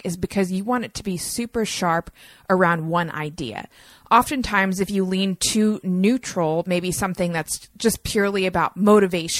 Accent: North Carolina, United States; I'm from North Carolina

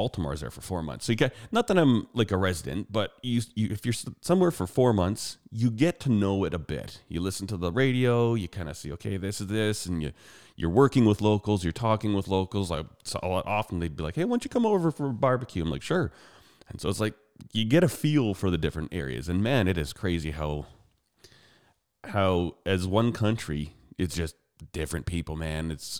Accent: Calgary, Alberta, Canada; the difference between where I grew up and where she grew up is way more culture shock than where I grew up in Calgary.

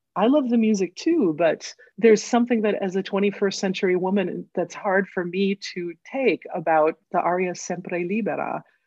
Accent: Northfield, Minnesota, United States; I grew up in Northfield, Minnesota, which is a little college town

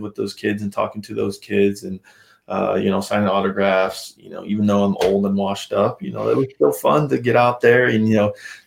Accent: Idaho, United States; growing up in Idaho

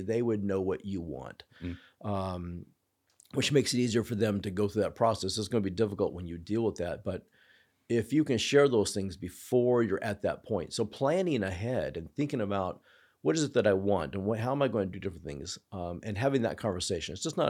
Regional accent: Clown Falls, United States; So for me, we grew up, I grew up in Clown Falls, had Dr. Jeff Marks, excellent internist, was our family doctor

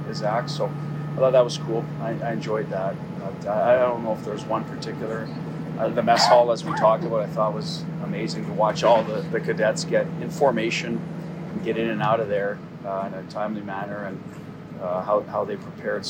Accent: Canada; now in United States; as a Canadian growing up

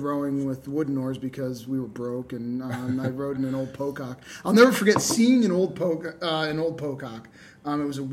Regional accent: Poughkeepsie, New York, United States; moved away; I grew up in Poughkeepsie, New York

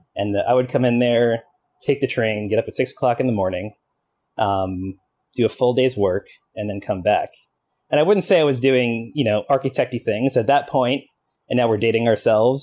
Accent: Long Island, New York, United States; also born or lived in Queens, New York; I grew up in Long Island, but was actually born in Queens.

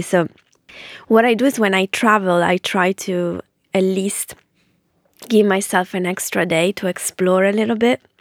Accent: Ferrara, Emilia-Romagna, Italy; moved away as an adult; now in London, United Kingdom; I grew up in Ferrara

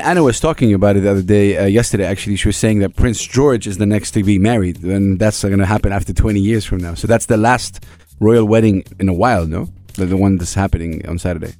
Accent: Saudi Arabia; now in United Arab Emirates; I'm, I'm from Saudi Arabia

